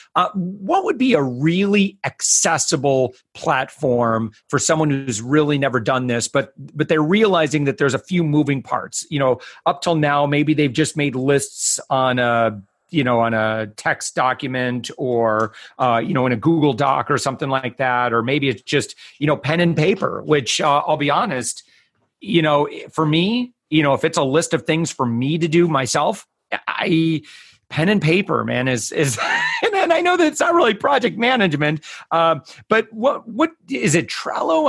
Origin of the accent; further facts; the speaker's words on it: Orlando, Florida, United States; my hometown